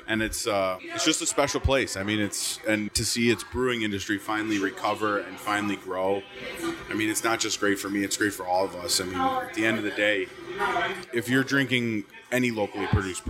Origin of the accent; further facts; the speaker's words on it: Buffalo, New York, United States; I'm from Buffalo